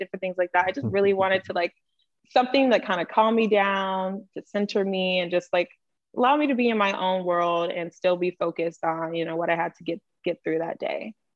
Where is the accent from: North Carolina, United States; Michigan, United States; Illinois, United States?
North Carolina, United States; now in Los Angeles, United States; I am originally from North Carolina and currently now located in Los Angeles, California